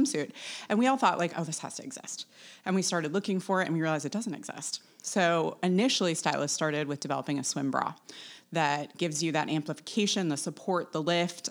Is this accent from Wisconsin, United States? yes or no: yes; Wisconsin, United States; moved away as an adult; also born or lived in New York; now in Daniel Island, United States; I'm originally from Wisconsin